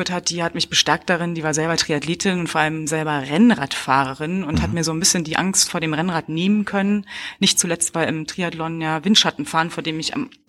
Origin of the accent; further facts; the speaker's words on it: Berlin, Germany; now in Cologne, Germany; Eigentlich aus Berlin, aber ich bin Wahlkölnerin.